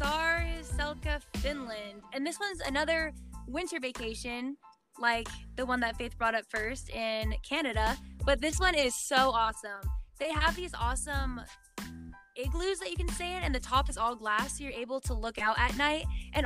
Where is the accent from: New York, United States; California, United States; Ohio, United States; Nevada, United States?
Nevada, United States; Las Vegas; I'm from Vegas